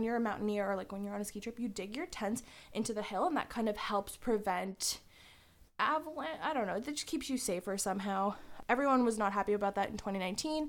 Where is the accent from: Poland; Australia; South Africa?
Poland; English is a second language; moved away; I'm Polish